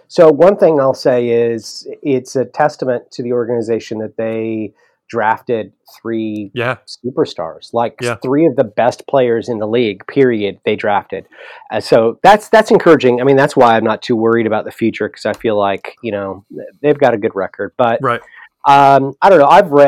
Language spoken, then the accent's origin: English; Southern California, United States; now in Oklahoma, United States; Palmdale, which is kind of where I grew up in Southern California.